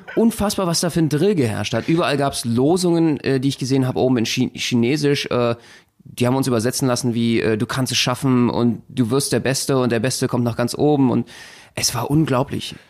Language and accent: German; Germany; bei uns in Deutschland